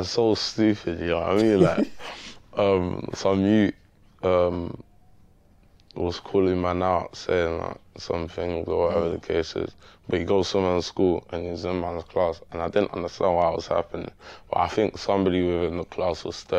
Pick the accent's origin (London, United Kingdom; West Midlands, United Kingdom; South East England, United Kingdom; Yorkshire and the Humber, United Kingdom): London, United Kingdom; I'm from Manor House.